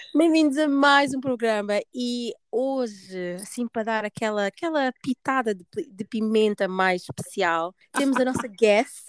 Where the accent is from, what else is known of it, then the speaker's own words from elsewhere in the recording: Portugal; also born or lived in Guinea-Bissau; apesar de ter nascido na Guiné, uh, não cresci na Guiné, tipo, vivi a minha vida toda em Portugal